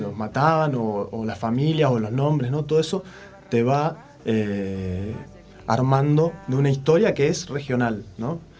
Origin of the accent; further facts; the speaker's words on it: Alicurá, Neuquén, Argentina; de Alicurá, allá corría el río Limay